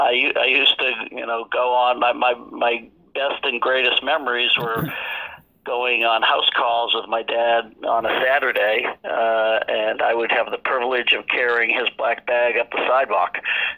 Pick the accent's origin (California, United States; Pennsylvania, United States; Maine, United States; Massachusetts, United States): Massachusetts, United States; Fitchburg; Fitchburg, Massachusetts. Last of seven kids.